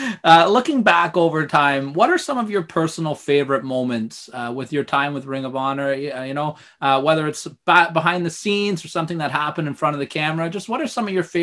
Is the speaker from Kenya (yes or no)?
no; Canada; we're Canadian, so we love our